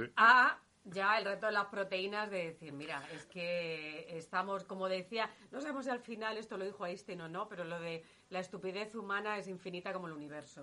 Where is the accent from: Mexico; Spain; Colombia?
Spain; Guadalajara, Castilla-La Mancha; yo que soy de Guadalajara